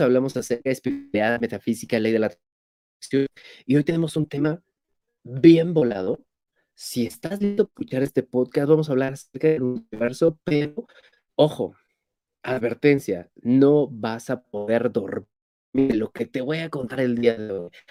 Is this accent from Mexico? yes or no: yes; Mexico; soy mexicano